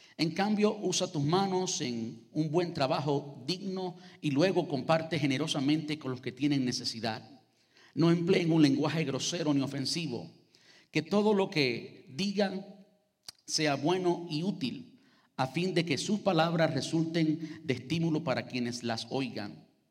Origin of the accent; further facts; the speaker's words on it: Cuba; Los cubanos somos conocidos por tener cinco conversaciones en el mismo lugar al mismo tiempo. Yo parece que no soy cubano